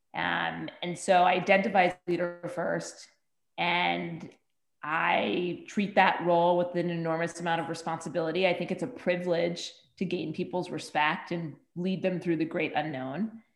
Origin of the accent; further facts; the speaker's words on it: Bergen County, New Jersey, United States; I grew up 10 miles outside of New York City uh, in Bergen County, New Jersey